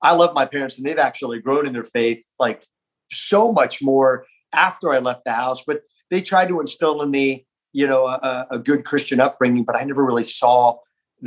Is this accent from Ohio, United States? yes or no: no; South Florida, United States; I grew up in South Florida